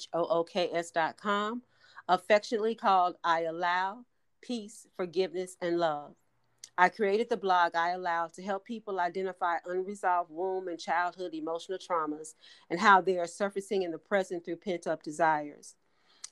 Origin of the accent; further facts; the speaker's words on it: Gary, Indiana, United States; my hometown as well, Gary, Indiana